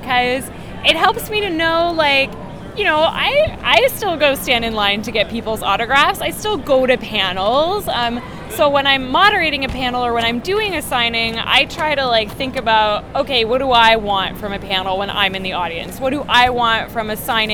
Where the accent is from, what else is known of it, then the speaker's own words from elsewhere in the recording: London, Ontario, Canada; I grew up in London, Ontario, which is about 2 hours south of Toronto